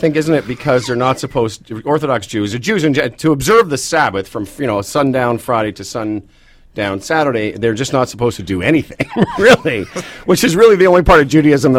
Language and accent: English; Moose Jaw, Saskatchewan, Canada; I'm a Jew from Moose Jaw.